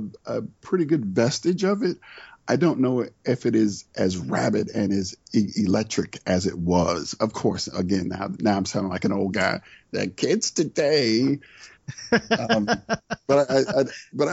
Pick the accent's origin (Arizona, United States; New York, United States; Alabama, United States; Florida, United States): Florida, United States; St. Petersburg; now in Atlanta, United States; I grew up in Florida, St. Petersburg, Florida